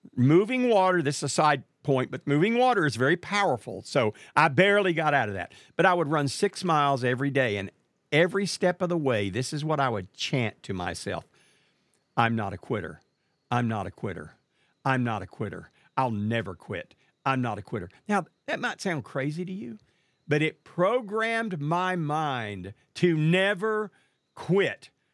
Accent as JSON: {"language": "English", "town": "Marshall", "region": "Texas", "country": "United States", "tie": "born or raised there", "said": "I lived in a small town known as Marshall, Texas, which happens to be the hometown of Big George Foreman"}